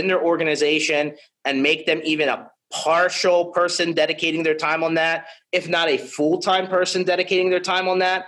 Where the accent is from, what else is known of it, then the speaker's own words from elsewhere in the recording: United States; I'm from the United States